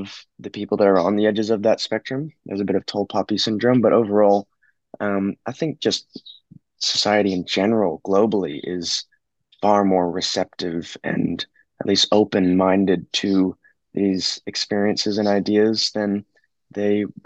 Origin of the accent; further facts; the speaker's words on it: Montana, United States; now in Australia; growing up in the States, I lived in a small town in Montana